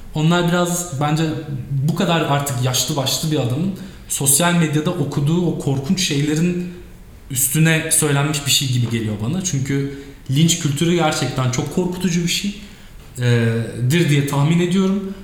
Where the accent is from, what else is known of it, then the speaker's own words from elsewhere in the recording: Turkey; biz burada doğduk büyüdük.